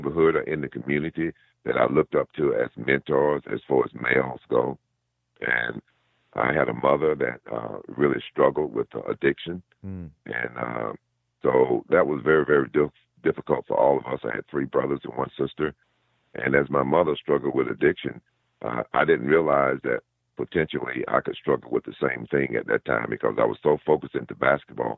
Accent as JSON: {"language": "English", "region": "Georgia", "country": "United States", "moved": "yes", "said": "I'm a guy from Georgia, coming from a real small town"}